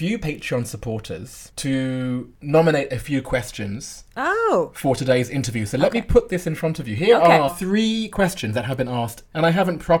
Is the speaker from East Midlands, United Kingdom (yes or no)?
no; London, United Kingdom; We grew up together in Northwest London.